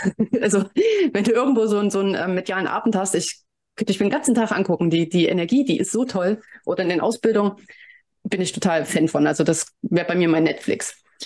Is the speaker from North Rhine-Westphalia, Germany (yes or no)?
no; Leipzig, Saxony, Germany; ich komme ja aus Leipzig